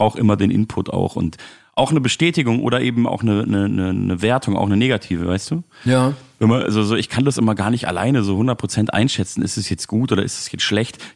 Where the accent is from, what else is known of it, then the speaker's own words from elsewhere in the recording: Munich, Bavaria, Germany; Ähm, und in München, in meiner Heimatstadt, spiele ich im Theatron.